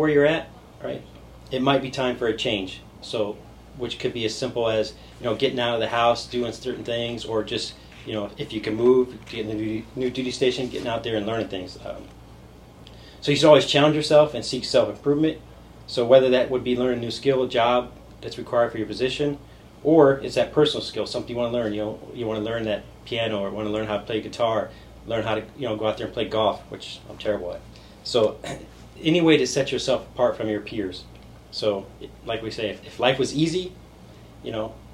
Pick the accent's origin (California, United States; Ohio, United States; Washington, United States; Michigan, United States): California, United States; Southern; moved away as an adult; also born or lived in Indiana; now in Savannah, United States; I was born in Indiana, lived in Southern California for 11 years, then I joined the military at 18.